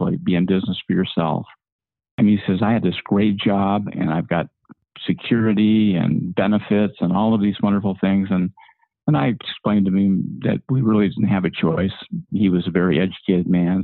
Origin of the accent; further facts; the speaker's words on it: Ogden, Utah, United States; I was born in 1949 in Ogden, Utah.